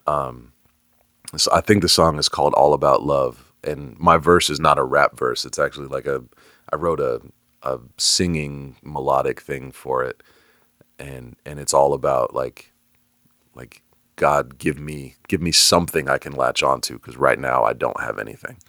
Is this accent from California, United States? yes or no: yes; Bay Area, California, United States; now in Atlanta, United States; I grew up in the Bay Area